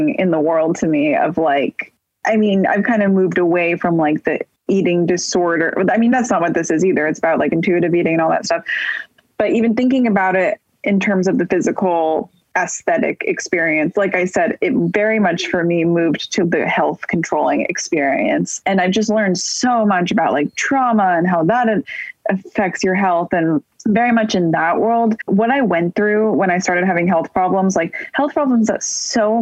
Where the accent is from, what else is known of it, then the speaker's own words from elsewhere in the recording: Bay Area, Northern California, United States; moved away as an adult; also born or lived in New York; now in Los Angeles, United States; growing up in NorCal in the Bay Area